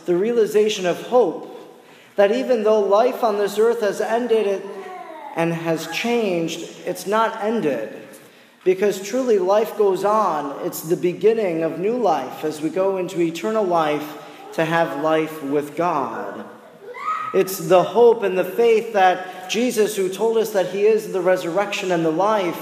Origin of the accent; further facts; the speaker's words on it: Oconto, Wisconsin, United States; where I come from, in my hometown of Oconto